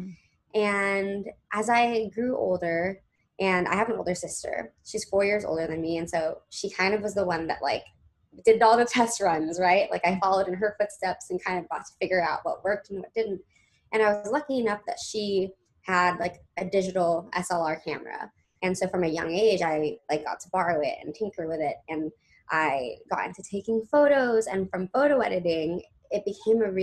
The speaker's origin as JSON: {"language": "English", "town": "Los Angeles", "region": "California", "country": "United States", "tie": "born or raised there", "moved": "yes", "lives_now": "New York City, United States"}